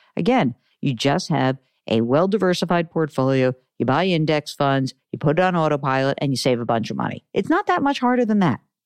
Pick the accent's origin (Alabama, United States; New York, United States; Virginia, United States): New York, United States; I'm a Jew from New York